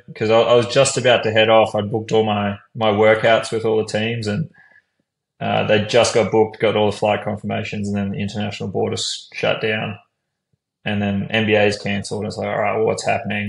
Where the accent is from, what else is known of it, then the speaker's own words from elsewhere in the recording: Brisbane, Queensland, Australia; moved away as an adult; I'm from Brisbane, so I sort of had that. You know, I'd grown up there my whole life.